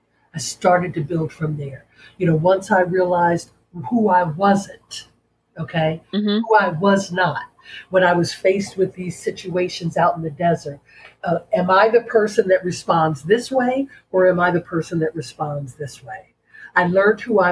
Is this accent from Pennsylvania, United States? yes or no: yes; Philadelphia, Pennsylvania, United States; moved away as an adult; I made a decision to leave Philadelphia, to leave my hometown and go somewhere else